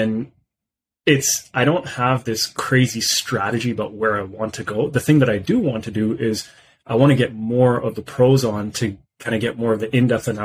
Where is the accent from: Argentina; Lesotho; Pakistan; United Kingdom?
Pakistan; moved away; I'm originally from Pakistan